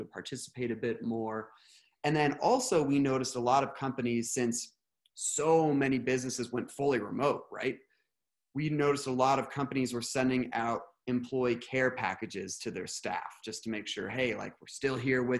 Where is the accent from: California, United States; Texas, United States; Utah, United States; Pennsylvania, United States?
California, United States; Redding; I grew up in a small town in Northern California called Redding